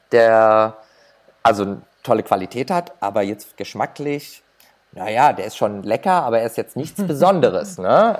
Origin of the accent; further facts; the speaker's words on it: Germany; bei uns in Deutschland